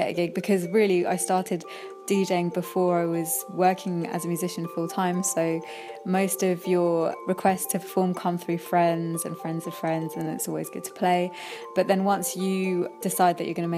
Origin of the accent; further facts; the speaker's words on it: London, United Kingdom; I'm a Londoner born and bred